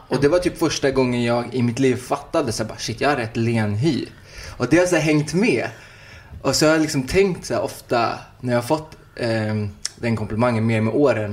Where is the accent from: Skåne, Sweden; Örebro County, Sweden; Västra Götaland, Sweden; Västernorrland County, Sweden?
Västra Götaland, Sweden; Uddevalla; now in Stockholm, Sweden